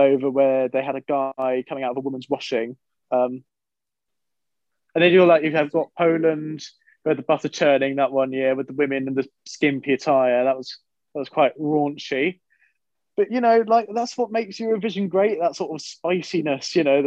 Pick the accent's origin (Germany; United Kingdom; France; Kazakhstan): United Kingdom; Hertfordshire, East of England; I am from Hertfordshire.